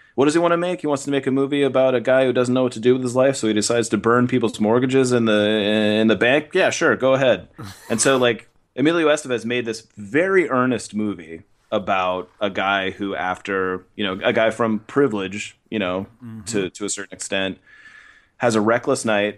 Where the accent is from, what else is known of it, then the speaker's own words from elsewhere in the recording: Cupertino, California, United States; the house I grew up in Cupertino, California.